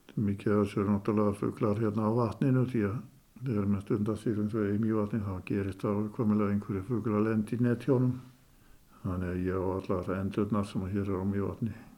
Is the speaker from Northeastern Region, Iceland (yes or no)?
yes; Skútustaðir, Northeastern Region, Iceland; í skútustöðum þaðan sem ég er nú